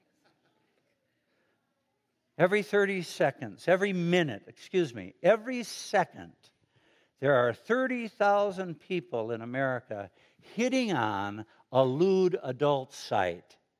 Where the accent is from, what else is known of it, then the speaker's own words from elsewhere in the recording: Chicago, Illinois, United States; moved away as an adult; now in Fishers, United States; I'm from Chicago, the city of Broad Shoulders